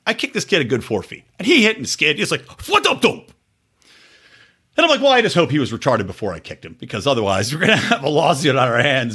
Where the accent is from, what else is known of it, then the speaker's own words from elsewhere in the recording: Yardley, Pennsylvania, United States; I grew up in Yardley, Pennsylvania